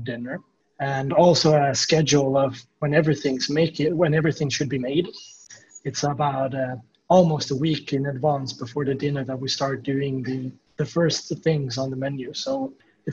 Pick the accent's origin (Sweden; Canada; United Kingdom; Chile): Sweden; southern Sweden; moved away as an adult; now in Stockholm, Sweden; I'm from Sweden, and I'm currently located in Stockholm, but I'm from the southern part of Sweden. I've been here in Stockholm for about 10 years now